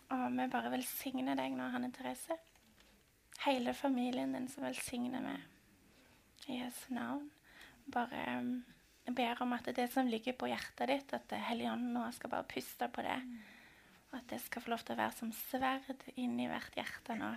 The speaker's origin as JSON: {"language": "Norwegian", "town": "Stavanger", "region": "Rogaland", "country": "Norway", "said": "vi er begge fra Stavanger"}